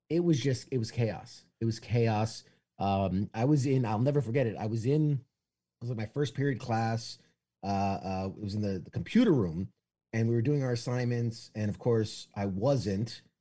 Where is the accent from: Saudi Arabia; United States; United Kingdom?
United States; New York City, New York; Uh, I was born and raised in New York City, uh, Manhattan. I, have I've lost a bit of the accent, you know, unless I say coffee and water.